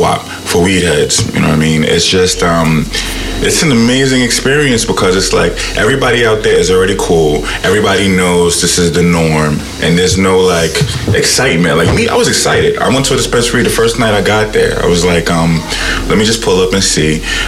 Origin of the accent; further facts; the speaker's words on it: New York, United States; I'm from New York.